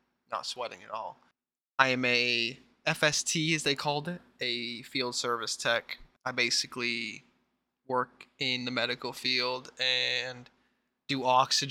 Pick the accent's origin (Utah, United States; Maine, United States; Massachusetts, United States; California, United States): Maine, United States; I'm from Maine